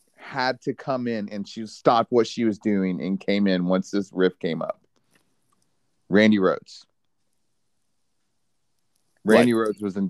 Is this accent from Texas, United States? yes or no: yes; Dallas, Texas, United States; I'm from Dallas.